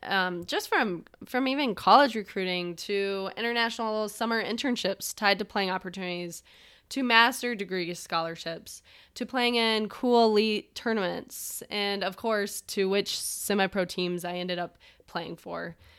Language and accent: English; Michigan, United States; born or raised there